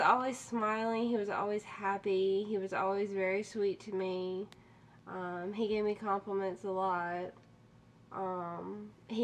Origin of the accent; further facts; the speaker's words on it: Charlotte, North Carolina, United States; also born or lived in Monroe, North Carolina; I'm here from Charlotte. Born and raised? Born and raised